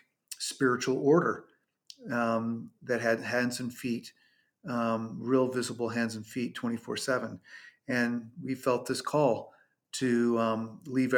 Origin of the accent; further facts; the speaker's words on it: California, United States; moved away as an adult; also born or lived in Colorado; I moved from California, where I was born and raised